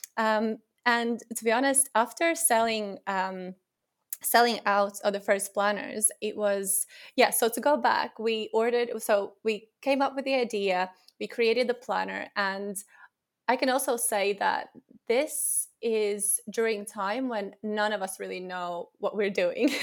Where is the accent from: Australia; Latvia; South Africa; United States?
Latvia; moved away as an adult; now in England, United Kingdom; I'm originally from Latvia, and I moved to England, uh, around eight years ago after finishing my university